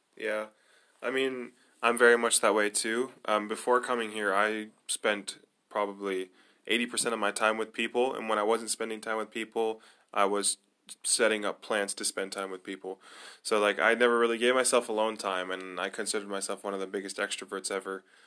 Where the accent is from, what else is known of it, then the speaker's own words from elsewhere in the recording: Nazareth, Northern District, Israel; also born or lived in United States; I grew up in Israel. I grew up in Nazareth.